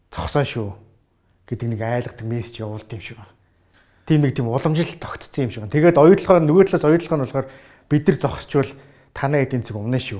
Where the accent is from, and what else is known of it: Mongolia; also born or lived in Australia